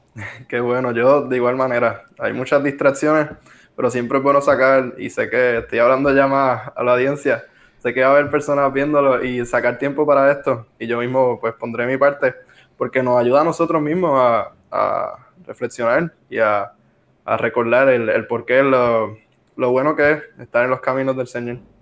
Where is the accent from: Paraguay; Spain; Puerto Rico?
Puerto Rico; Arecibo; somos de, de Arecibo